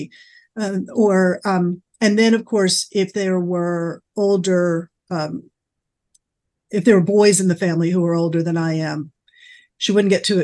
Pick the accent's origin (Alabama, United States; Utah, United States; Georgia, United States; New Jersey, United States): Georgia, United States; Atlanta; moved away; also born or lived in New York City; growing up in Atlanta, even though I lived in the city